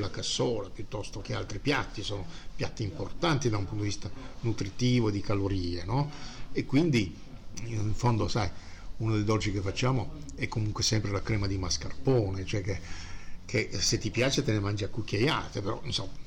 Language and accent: Italian; Bari, Apulia, Italy; also born or lived in Sicily (father's origin); now in Milan, Italy; sono un terrone milanesizzato e nel mio sangue, beh io sono nato a Bari, però mio padre è siciliano